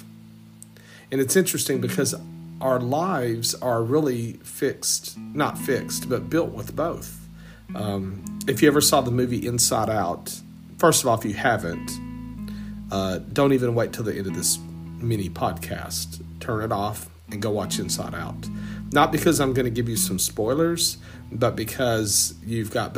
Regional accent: Southeast Texas, United States; growing up in Southeast Texas, was not a fan. I did not like growing up in a small country town

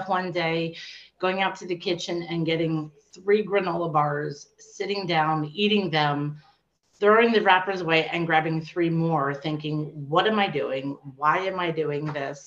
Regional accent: York, Pennsylvania, United States; I'm from York, Pennsylvania

